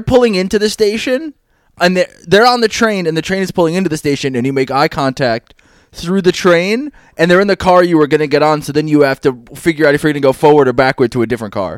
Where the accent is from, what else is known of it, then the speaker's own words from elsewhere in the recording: New York City, New York, United States; we are also both from Queens